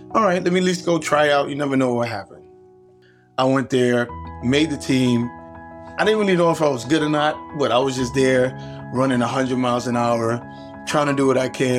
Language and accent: English; New York City, New York, United States; also born or lived in Ghana; my parents brought me to America, to an area called Canarsie, Brooklyn